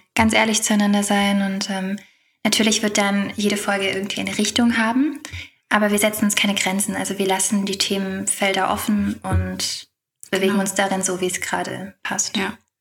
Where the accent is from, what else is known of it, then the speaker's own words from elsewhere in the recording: Heilbronn, Baden-Württemberg, Germany; now in Vienna, Austria; Ich komme auch ursprünglich aus Heilbronn. Ich bin nur nach Wien gezogen